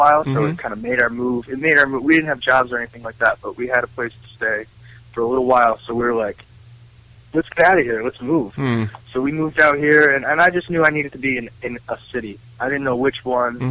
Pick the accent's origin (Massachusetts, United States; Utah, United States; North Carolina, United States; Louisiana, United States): Massachusetts, United States; Western; moved away as an adult; now in Boulder City, United States; I'm from Western Massachusetts, from country, you know, dirt roads, wide open country, not much going on.